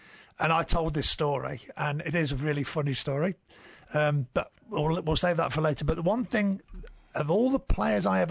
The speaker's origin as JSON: {"language": "English", "region": "England", "country": "United Kingdom", "tie": "born or raised there", "said": "I grew up in England at football clubs and didn't have a career in England"}